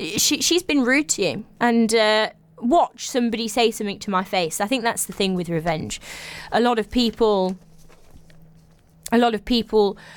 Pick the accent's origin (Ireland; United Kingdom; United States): United Kingdom; England; I'm English